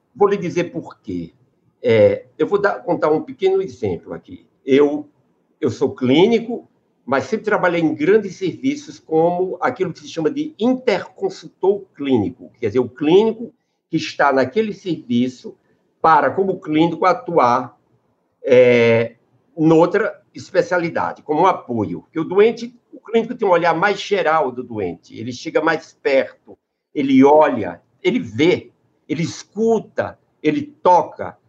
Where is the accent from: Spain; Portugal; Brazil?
Brazil; Crato, Ceará; also born or lived in Sertão dos Inhamuns, Ceará; eu nasci no sertão, no sertão dos Inhamuns, e depois me criei no Crato